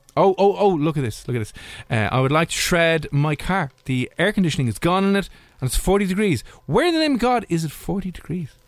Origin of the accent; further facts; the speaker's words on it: Ireland; being Irish